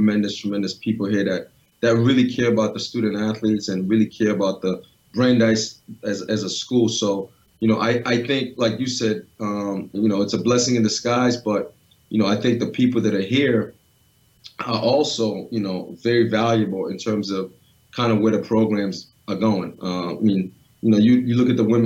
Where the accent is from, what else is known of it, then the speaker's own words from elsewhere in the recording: New England, United States; growing up in New England